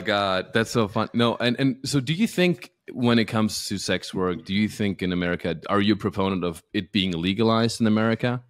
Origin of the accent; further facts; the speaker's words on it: Alpirsbach im Hochschwarzwald, Baden-Württemberg, Germany; now in Los Angeles, United States; when I was growing up in my hometown in Alpisbach im Hochschwarzwald, Germany